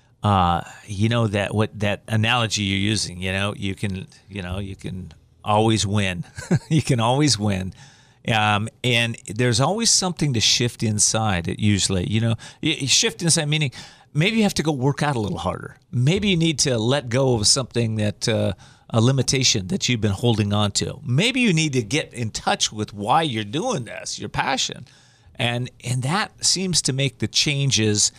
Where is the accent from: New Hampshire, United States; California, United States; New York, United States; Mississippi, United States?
California, United States; Whittier; my hometown, Whittier